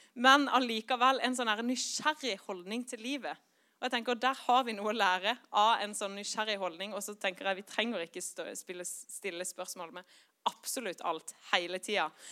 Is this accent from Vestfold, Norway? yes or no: no; Kristiansand, Agder, Norway; moved away as an adult; also born or lived in Bergen / Eastern Norway / Oslo; now in Northern Norway; jeg vokste opp i Kristiansand